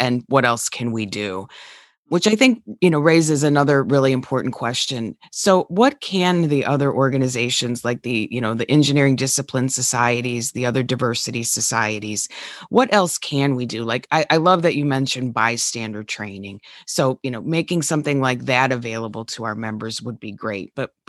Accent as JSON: {"language": "English", "town": "Denver", "region": "Colorado", "country": "United States", "said": "So I'm really from Denver."}